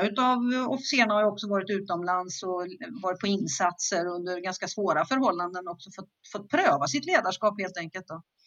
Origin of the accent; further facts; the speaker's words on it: Skövde, Västra Götaland, Sweden; jag är född och uppvuxen i Skövde i Västergötland